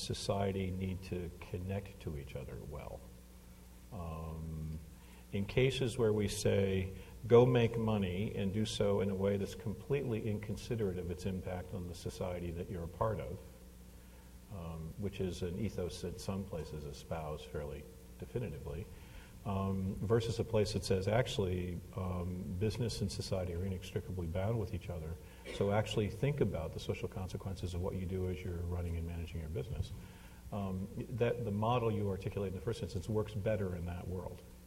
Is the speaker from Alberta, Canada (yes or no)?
no; Hamilton, Ontario, Canada; moved away; I grew up in Hamilton, Ontario